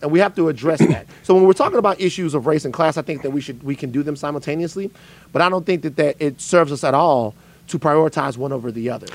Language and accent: English; South Louisiana, United States; I'm from South Louisiana.